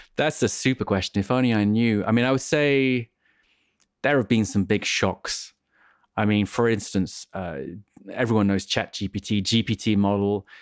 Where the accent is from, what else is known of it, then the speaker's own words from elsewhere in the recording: England, United Kingdom; I'm an English person